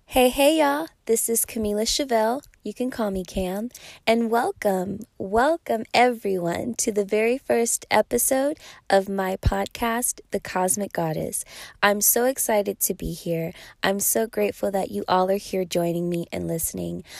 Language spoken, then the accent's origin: English; Pasadena, California, United States; I am from Pasadena, California, representing the six two six